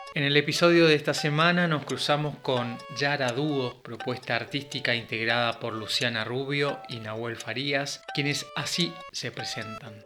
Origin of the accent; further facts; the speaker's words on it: Rosario, Santa Fe, Argentina; soy músico, cantautor, intérprete oriundo de la ciudad de Rosario, Santa Fe